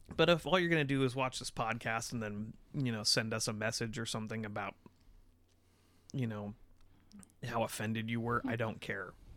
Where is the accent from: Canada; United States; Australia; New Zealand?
United States; we're American.